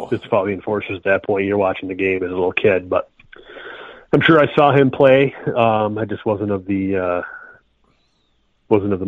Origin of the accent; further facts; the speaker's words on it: Rochester, New York, United States; I was raised in Rochester. I live a little further south now